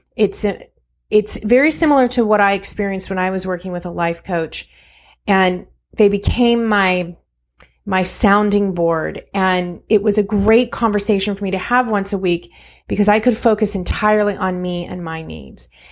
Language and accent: English; California, United States; I was born and raised in California